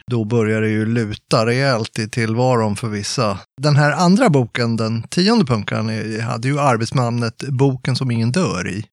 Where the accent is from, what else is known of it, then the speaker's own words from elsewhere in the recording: Tyresö, Stockholm County, Sweden; also born or lived in Gävle; jag kommer från Stockholm, eller egentligen är jag född i Gävle, bor i söder om Stockholm, i ett villaområde